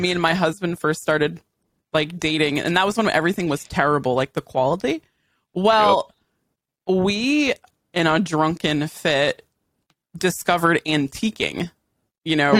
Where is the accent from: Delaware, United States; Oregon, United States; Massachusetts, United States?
Massachusetts, United States; Western; I'm from Western Mass